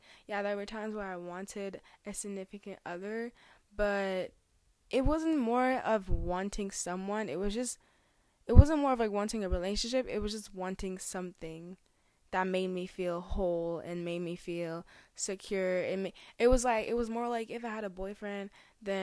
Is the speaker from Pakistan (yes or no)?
no; Cameroon; now in Canada; I was born in Cameroon